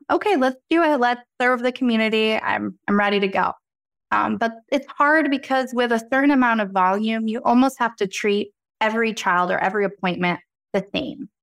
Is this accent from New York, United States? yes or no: no; Reading, Pennsylvania, United States; the Reading Railroad, first railroad after you pass Go, is my hometown